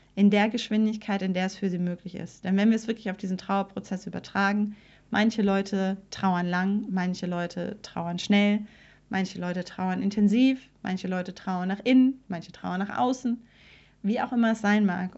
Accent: Germany; als Deutsche

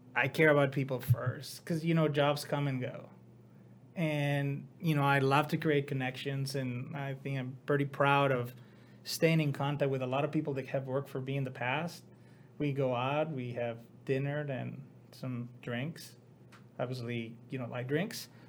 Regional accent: Mexico; moved away as an adult; now in United States; I decided to go back to my hometown

